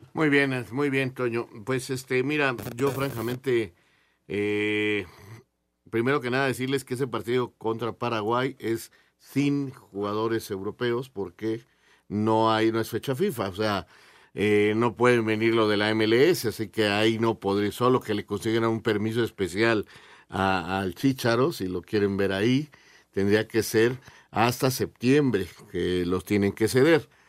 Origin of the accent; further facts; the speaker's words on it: Mexico; en mi, en mi país